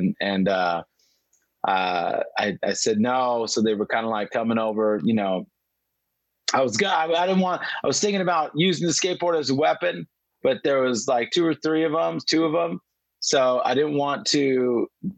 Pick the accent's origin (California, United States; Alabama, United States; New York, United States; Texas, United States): California, United States; Pico Rivera; I'm from Pico Rivera, which is just a city on the outskirts of East LA, Los Angeles